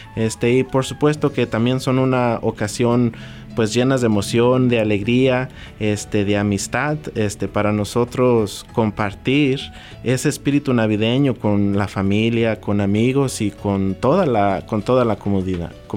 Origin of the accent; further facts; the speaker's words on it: Santiago Papasquiaro, Durango, Mexico; now in United States; yo soy nacido aquí, en Estados Unidos, pero fui a la escuela allá a Santiago Papasquiaro